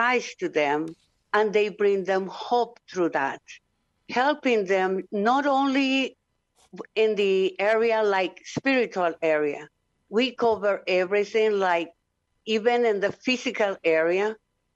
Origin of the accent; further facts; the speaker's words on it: Honduras; I'm from Honduras.